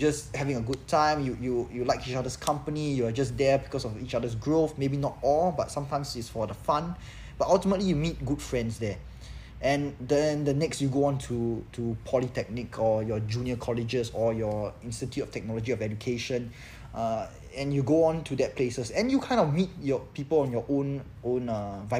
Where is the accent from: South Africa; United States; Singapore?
Singapore; in few places, as a Singaporean male.